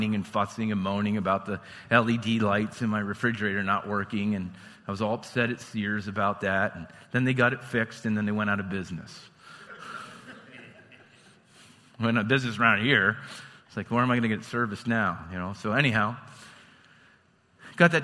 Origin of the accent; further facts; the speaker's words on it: Lewistown, United States; I'm from Lewistown.